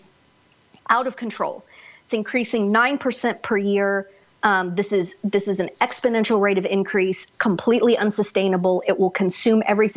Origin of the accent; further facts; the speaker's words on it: United States; where I grew up outside of Kansas City